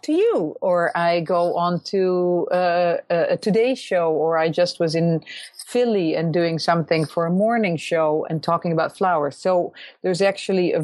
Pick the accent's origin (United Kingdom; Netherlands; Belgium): Netherlands; moved away as an adult; also born or lived in New York; growing up in Holland